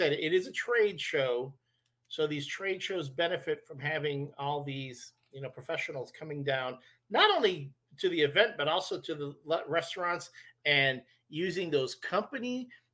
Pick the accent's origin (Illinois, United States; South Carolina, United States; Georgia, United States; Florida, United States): Illinois, United States; Chicago; as a Chicagoan